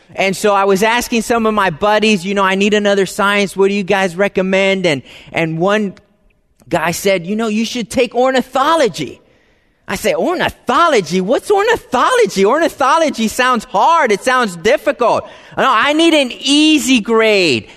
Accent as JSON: {"language": "English", "region": "East Coast", "country": "United States", "said": "I'm from the, you know, East Coast. My family lives in Florida."}